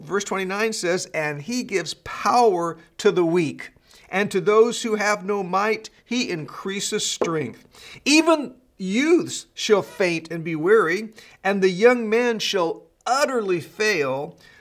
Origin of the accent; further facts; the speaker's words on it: California, United States; I was born and raised in California